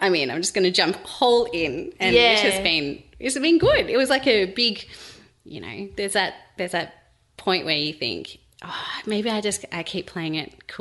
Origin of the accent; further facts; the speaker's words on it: Sydney, New South Wales, Australia; moved away as an adult; now in Melbourne, Australia; we're from Sydney originally